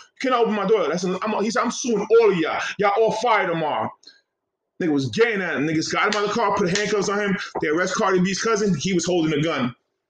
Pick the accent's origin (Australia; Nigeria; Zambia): Nigeria; Yeah. I'm from Nigeria.